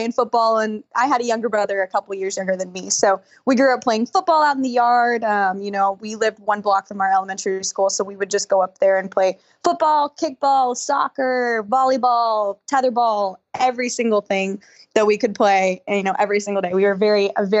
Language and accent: English; Dallas, Texas, United States; moved away as an adult; also born or lived in Austin, Texas / Abilene, Texas; now in Buffalo, United States; I was born in Dallas. I lived there for obviously the first 18 years of my life.